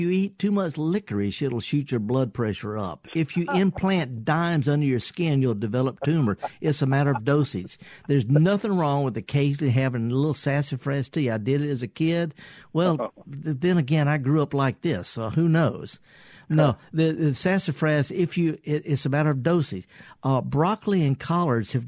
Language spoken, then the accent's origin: English; Indianola, Mississippi, United States; I was raised in Indianola